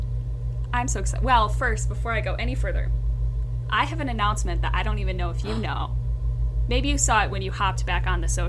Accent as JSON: {"language": "English", "town": "Midland", "region": "Michigan", "country": "United States", "said": "I'm from Midland, Michigan"}